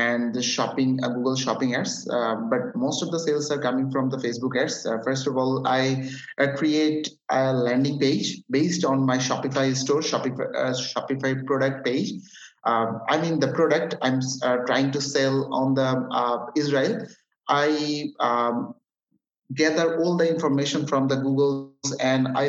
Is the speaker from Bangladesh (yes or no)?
yes; Chattogram, Chittagong Division, Bangladesh; English is a second language; I'm from Bangladesh, living in Chattogram. My city name is Chattogram.